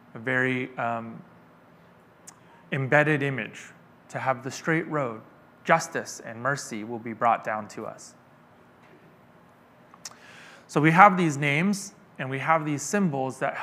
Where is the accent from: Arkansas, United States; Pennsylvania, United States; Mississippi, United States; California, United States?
California, United States; Stockton; I'm from Stockton. It is a big city, but it is often a place that you stop along the way